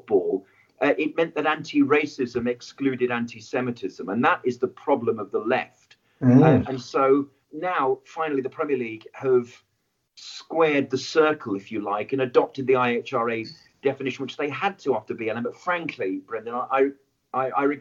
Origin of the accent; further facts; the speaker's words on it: West Midlands, United Kingdom; I'm from the West Midlands in the 70s and 80s.